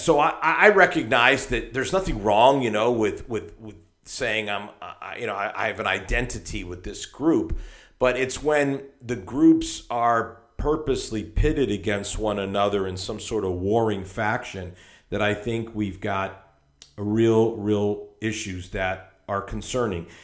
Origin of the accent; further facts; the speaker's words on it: Hartford, Connecticut, United States; I come from Hartford, Connecticut, which is almost exactly equidistant between New York and Boston